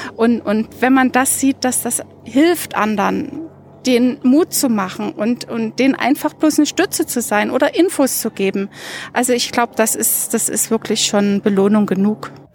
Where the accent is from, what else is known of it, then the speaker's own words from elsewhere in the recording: Dresden, Saxony, Germany; moved away as an adult; now in Munich, Germany; Ich habe in Dresden gelebt und bin da zur Schule gegangen